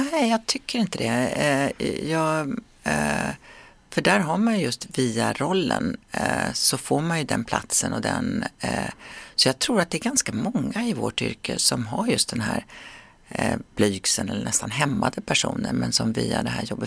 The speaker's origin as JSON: {"language": "Swedish", "country": "Sweden", "moved": "as an adult", "said": "svensken i mig frodas när jag, när jag är hemma i Sverige"}